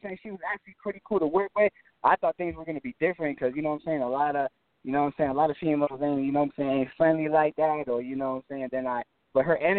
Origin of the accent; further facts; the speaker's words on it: Florida, United States; also born or lived in New Jersey; I was born in Jersey, man. But, you know what I'm saying, I came to Florida when I was like a year or 2 years old